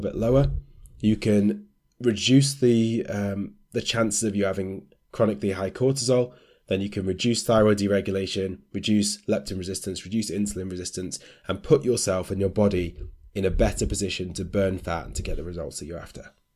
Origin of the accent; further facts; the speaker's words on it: United Kingdom; as British people